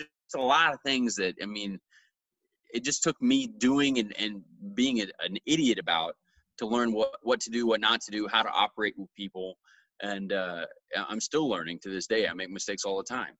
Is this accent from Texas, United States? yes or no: yes; Dallas, Texas, United States; moved away as an adult; also born or lived in Longview, Washington / Chicago; I'm from Dallas, Texas.